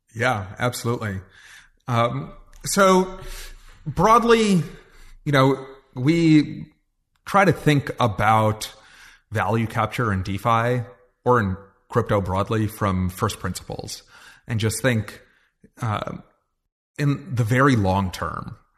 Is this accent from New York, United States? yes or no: yes; New York, United States; I grew up in New York